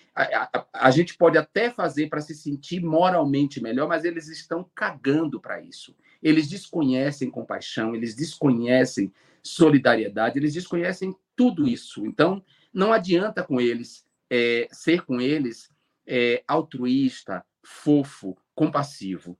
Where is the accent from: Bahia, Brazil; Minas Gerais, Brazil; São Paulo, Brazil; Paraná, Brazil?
Bahia, Brazil; Alagoinhas; moved away; eu nasci em Alagoinhas, né, na Bahia